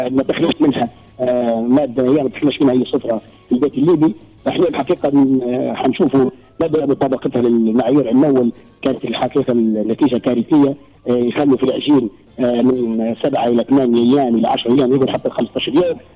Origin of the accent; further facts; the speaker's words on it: Libya